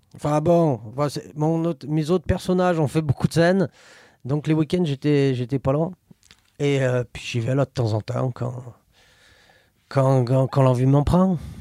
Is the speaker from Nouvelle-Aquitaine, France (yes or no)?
no; Saint-Étienne, Auvergne-Rhône-Alpes, France; je suis né à la Métard, à la clinique du rond-point